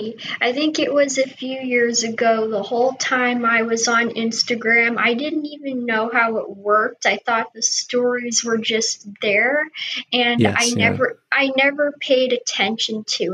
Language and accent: English; Clearwater, Florida, United States; I was born in Clearwater, Florida.